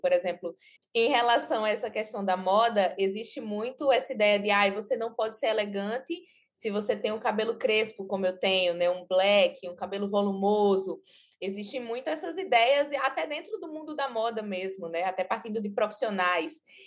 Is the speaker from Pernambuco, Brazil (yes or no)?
yes; Belo Jardim, Pernambuco, Brazil; Eu morava na cidade do interior, eu nasci em Belo Jardim, que é uma cidade bem pequena aqui de Pernambuco, então, eu morava na casa dos meus pais